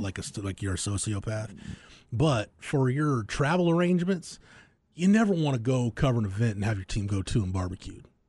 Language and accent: English; Florence, Texas, United States; at least my hometown, it's quaint.